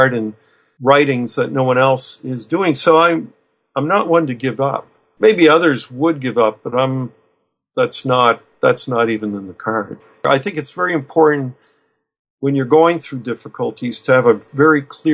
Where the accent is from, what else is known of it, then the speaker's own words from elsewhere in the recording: Fredericton, New Brunswick, Canada; my hometown of Fredericton, New Brunswick